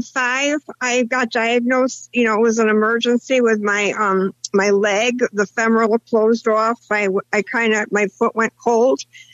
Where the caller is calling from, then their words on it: Connecticut, United States; I'm Connecticut.